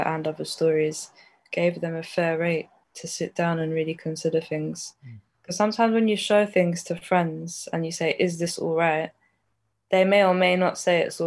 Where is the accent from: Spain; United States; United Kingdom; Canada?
United Kingdom; London; I grew up in North London